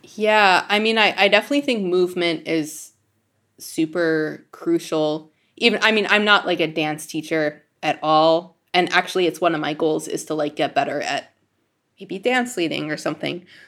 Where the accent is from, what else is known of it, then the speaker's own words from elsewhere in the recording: Denver, Colorado, United States; grew up in Denver where there's not, like, a giant scene for klezmer music